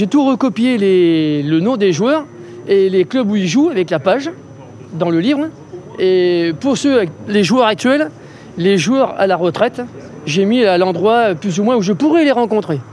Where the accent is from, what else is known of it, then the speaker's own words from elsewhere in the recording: about twenty kilometres from Dax, Nouvelle-Aquitaine, France; à Dax euh, Oui, non, enfin à côté, euh, une vingtaine de kilomètres.